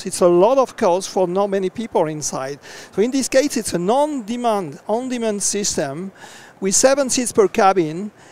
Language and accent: English; France; from France